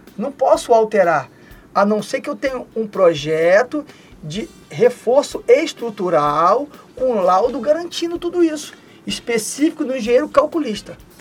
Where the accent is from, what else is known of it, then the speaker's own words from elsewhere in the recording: Rio de Janeiro, Brazil; lá na minha cidade, né, no Rio de Janeiro